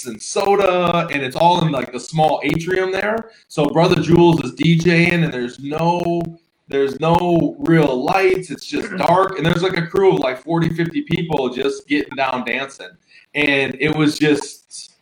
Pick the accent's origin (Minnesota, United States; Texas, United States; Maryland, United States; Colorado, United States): Minnesota, United States; Minneapolis; Growing up in Minneapolis